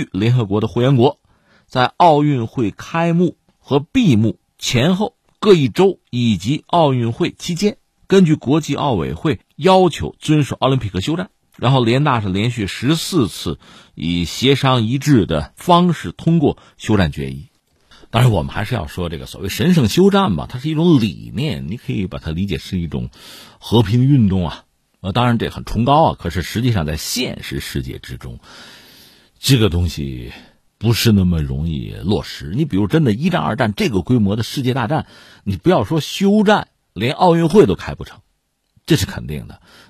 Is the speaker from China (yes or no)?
yes; Hebei, China; 我们是河北人啊，